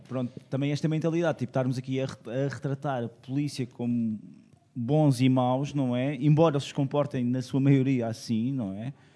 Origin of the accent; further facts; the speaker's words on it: Madeira, Portugal; moved away as an adult; eu cresci numa ilha, eu cresci na Madeira e cresci durante, e estive lá durante 18 anos.